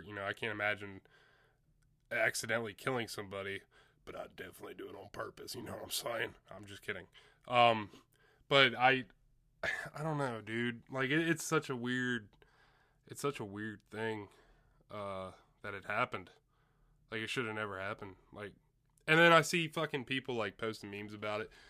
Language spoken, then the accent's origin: English; Chambersburg, Pennsylvania, United States; I'm from Chambersburg, run up in Altoona